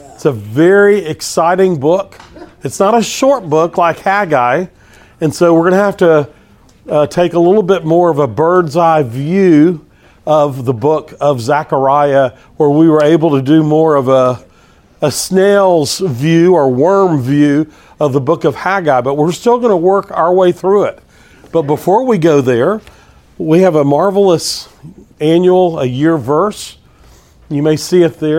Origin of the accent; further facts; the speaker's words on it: Texas, United States; I'm from Texas